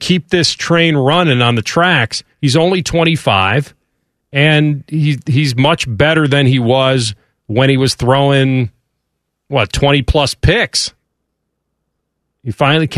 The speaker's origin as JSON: {"language": "English", "town": "Chicago", "region": "Illinois", "country": "United States", "tie": "born or raised there", "said": "in that city, and it's my hometown"}